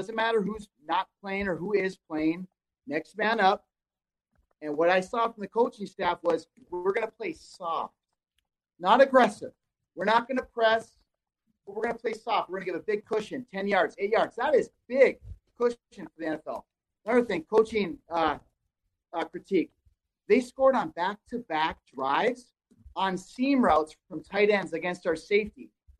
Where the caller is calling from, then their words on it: Minnesota, United States; Hey, fellas. Iron Range. Thanks for having me.